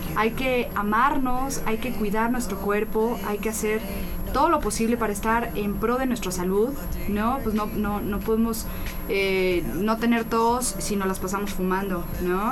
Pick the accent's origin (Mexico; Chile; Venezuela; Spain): Mexico; nosotros como mexicanos